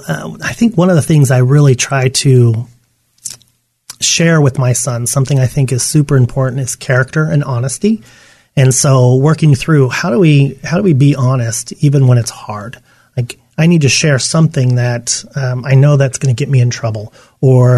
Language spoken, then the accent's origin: English; Yuma, Arizona, United States; I grew up in Yuma, Arizona.